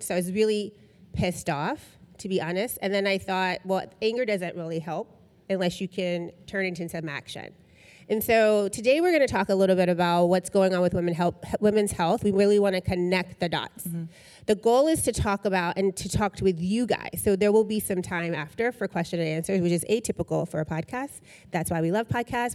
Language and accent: English; Tennessee, United States; I'm from Tennessee